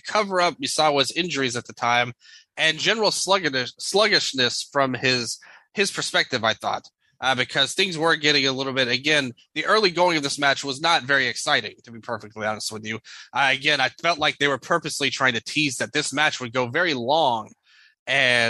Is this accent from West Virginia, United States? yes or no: no; Memphis, Tennessee, United States; I'm just from Memphis, not from Japan